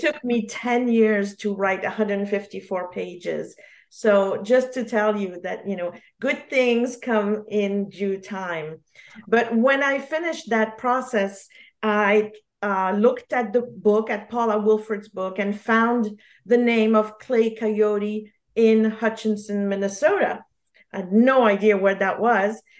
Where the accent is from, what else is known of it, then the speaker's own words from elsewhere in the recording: Geneva, Switzerland; first language French; English is a second language; moved away; also born or lived in New York; I was born in Geneva, so French is my first language